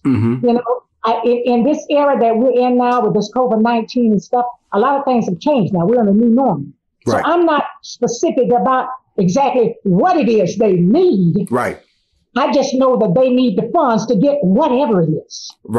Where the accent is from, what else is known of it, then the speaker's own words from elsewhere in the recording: Miami, Florida, United States; I remember in 1968, when I graduated here in Miami, because I was raised in Miami